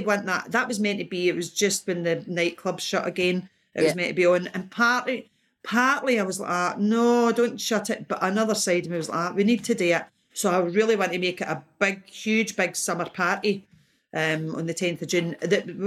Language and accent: English; Ayr, Scotland, United Kingdom; I was brought up in Ayr